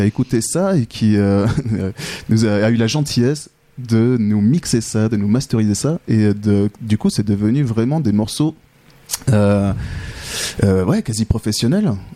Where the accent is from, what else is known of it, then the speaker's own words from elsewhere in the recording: France; moved away as an adult; now in Switzerland; je suis français. J'ai mhm. débarqué en Suisse il y a une quinzaine d'années